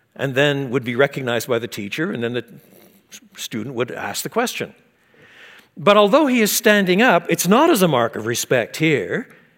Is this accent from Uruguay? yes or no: no; Quebec, Canada; I was brought up in French Canada.